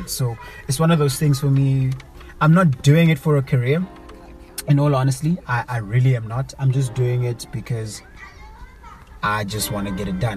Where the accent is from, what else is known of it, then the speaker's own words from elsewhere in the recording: Cape Town, Western Cape, South Africa; I was born and bred in Cape Town, but I call home Eastern Cape.